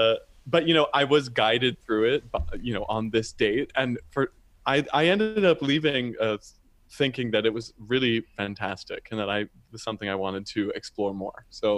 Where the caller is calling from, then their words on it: San Francisco, California, United States; I am calling from San Francisco, which is where I live. And I'm an American baritone.